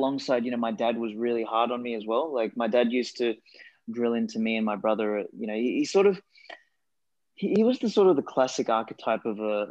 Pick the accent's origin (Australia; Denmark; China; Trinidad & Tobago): Australia; first language Macedonian; English is a second language; I came from an Eastern European family, and, you know, grew up in Australia, and like, English wasn't actually my first language. I spoke Macedonian initially